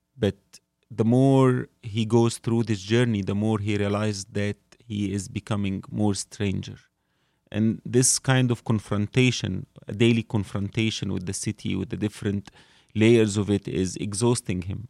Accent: Cairo, Cairo Governorate, Egypt; I grew up in Cairo

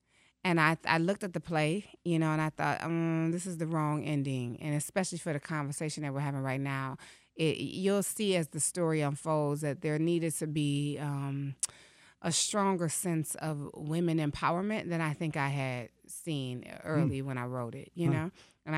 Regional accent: Detroit, Michigan, United States; so as a poet in Detroit, I grew up in the Cafe Mahogany era of spoken word here.

